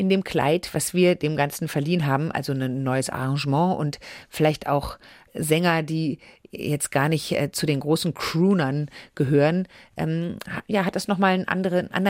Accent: Düsseldorf, North Rhine-Westphalia, Germany; Ich bin in Düsseldorf aufgewachsen.

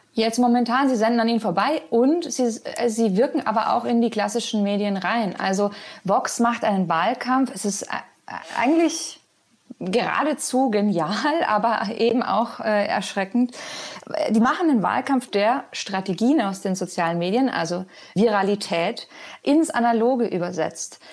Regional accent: Germany; moved away as an adult; now in Madrid, Spain; für uns als Deutsche

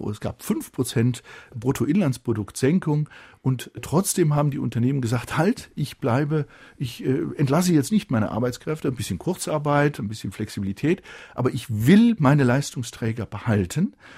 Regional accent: Germany; wir ähm, sind in der Verantwortung als Deutsche.

